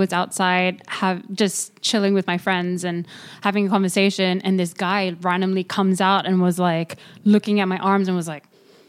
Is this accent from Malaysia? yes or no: yes; Malaysia; moved away; also born or lived in Paris / San Francisco; I am from Malaysia